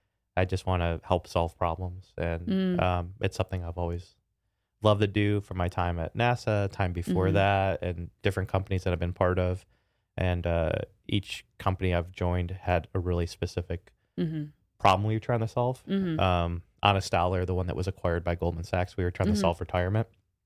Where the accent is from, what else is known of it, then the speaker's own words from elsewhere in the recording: Chicago, Illinois, United States; Chicago. So I grew up in the south side of Chicago and had a phenomenal family.